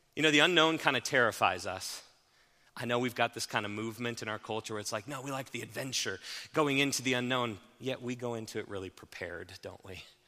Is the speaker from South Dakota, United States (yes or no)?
no; Haxtun, Colorado, United States; I grew up in Haxton